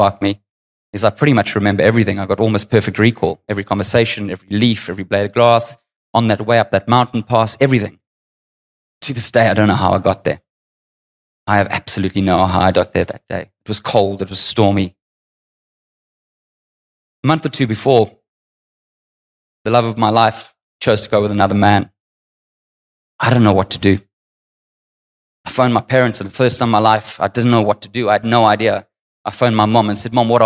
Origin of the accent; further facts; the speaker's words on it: South Africa; I grew up in apartheid South Africa.